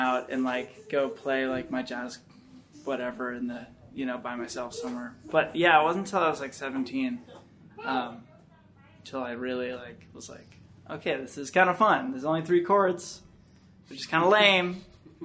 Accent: Sacramento, California, United States; I'm from Sacramento

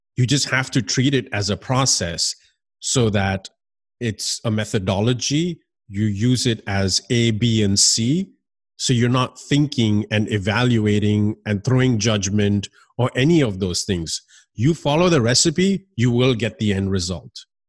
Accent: United States; also born or lived in Miami; growing up in this country

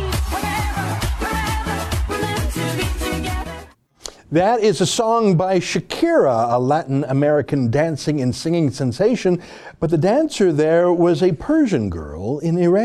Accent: Canada; as a Canadian

